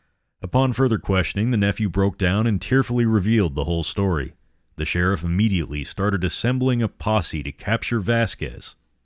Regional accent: Pasadena, California, United States; my hometown, present-day Pasadena.

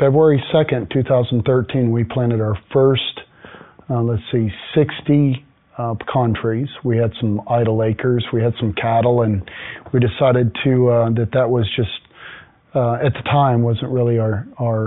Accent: Texas, United States; moved away as an adult; also born or lived in Houston, Texas; now in Woodland, United States; I grew up in Texas

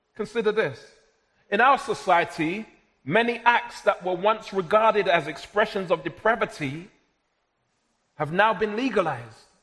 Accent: London, United Kingdom; I was born and raised in South London, but of Jamaican heritage.

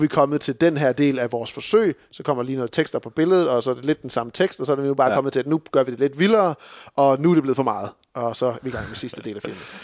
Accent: Denmark; som danskere

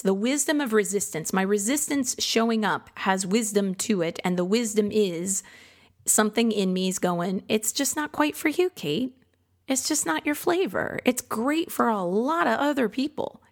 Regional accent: Midwest, United States; now in Austin, United States; I grew up in the Midwest

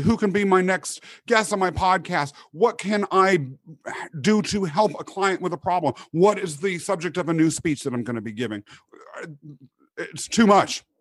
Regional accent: Kansas, United States; moved away; growing up in Kansas

